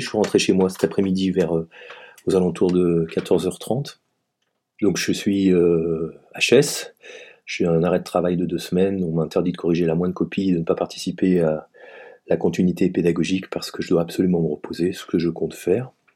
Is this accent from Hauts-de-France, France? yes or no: no; Savoy, Auvergne-Rhône-Alpes, France; also born or lived in Paris; now in Strasbourg, France; je suis savoyard d'origine